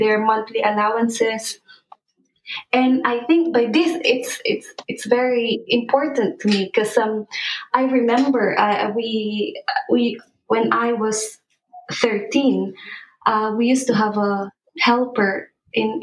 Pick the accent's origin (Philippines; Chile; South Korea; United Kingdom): Philippines; moved away; we grew up in the Philippines where we've witnessed what real poverty is like